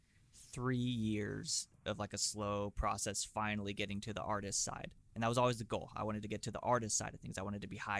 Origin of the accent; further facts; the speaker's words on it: Fresno, California, United States; moved away as an adult; also born or lived in Los Angeles; I'm from Fresno, which is like right in the center of California